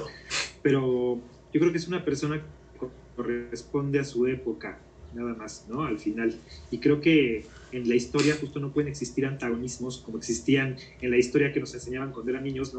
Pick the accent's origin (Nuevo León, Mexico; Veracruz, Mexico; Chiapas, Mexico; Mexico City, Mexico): Mexico City, Mexico; also born or lived in Guatemala; yo nací aquí en la Ciudad de México eh, y siempre he vivido en la colonia Narvarte. Es la colonia donde siempre he vivido desde que era niño